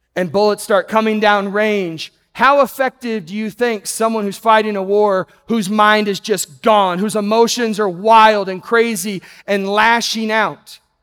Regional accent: Texas, United States; I grew up in Texas

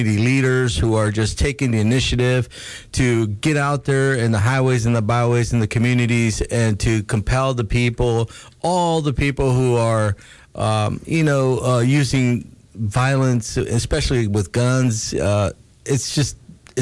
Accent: California, United States; moved away; I grew up in California where there's a lot of violence, too.

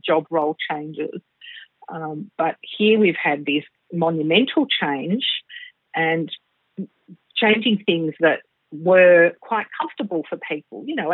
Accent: Melbourne, Victoria, Australia; also born or lived in Singapore; I was born in Melbourne, Australia, at the lovely Brighton Public Hospital many, many years ago, which was a tiny little hospital. And I have, of course, grown up in Melbourne, but lived in Singapore for a couple of years in my early teens

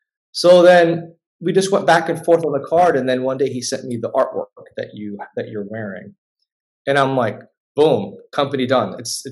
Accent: Jerusalem, Palestine; I'm from Jerusalem. Oh, I love Israel, dude. Like, yeah. I'm like, no, man, I'm Palestinian, you know

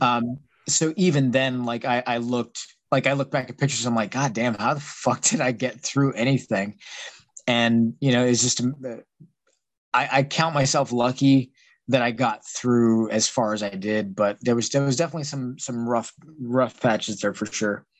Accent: San Antonio, Texas, United States; moved away as an adult; now in Pittsburgh, United States; I was originally from San Antonio, Texas.

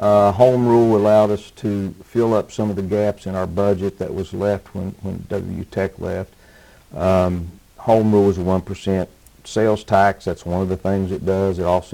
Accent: Spencer, West Virginia, United States; also born or lived in Cabin Creek area, West Virginia; now in Montgomery, United States; I was born in Spencer, West Virginia.

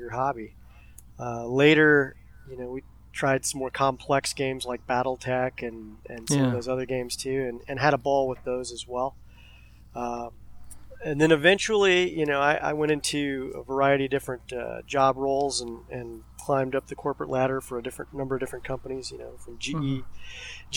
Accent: Arkansas, United States; I grew up in Arkansas

